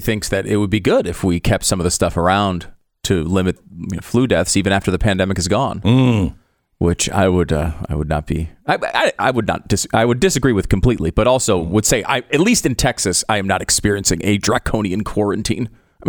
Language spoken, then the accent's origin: English; Canada; I am a Canadian sports celebrity.